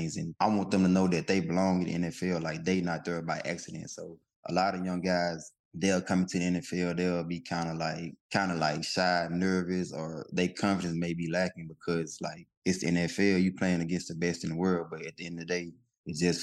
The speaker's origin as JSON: {"language": "English", "town": "McComb", "region": "Mississippi", "country": "United States", "tie": "born or raised there", "said": "Macomb, Mississippi, my hometown"}